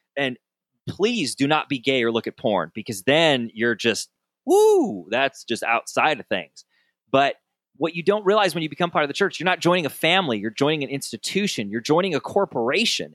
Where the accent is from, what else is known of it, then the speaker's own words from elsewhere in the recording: Southern Michigan, United States; growing up in Sou-, in Southern Michigan